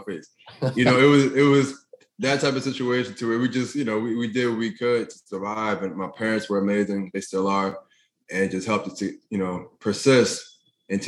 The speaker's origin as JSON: {"language": "English", "town": "Philadelphia", "region": "Pennsylvania", "country": "United States", "tie": "born or raised there", "said": "growing up in North Philadelphia"}